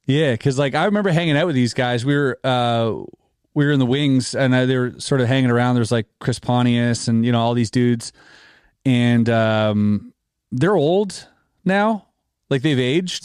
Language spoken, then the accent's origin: English; Canada; we're Canadian